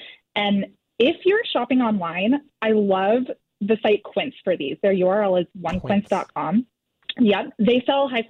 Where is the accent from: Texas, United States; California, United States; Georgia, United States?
California, United States; Newport Beach; now in Costa Mesa, United States; I grew up in Newport. I'm living in Costa Mesa now